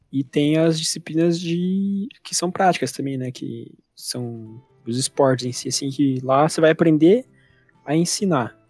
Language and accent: Portuguese; Curitiba, Paraná, Brazil; also born or lived in São José dos Pinhais; vivi a minha vida inteira aqui em Curitiba